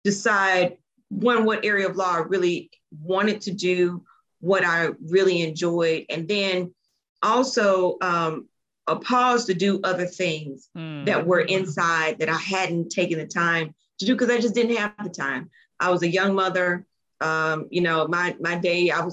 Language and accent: English; Chattanooga, Tennessee, United States; moved away as an adult; now in Singapore; I am originally from Tennessee, Chattanooga to be exact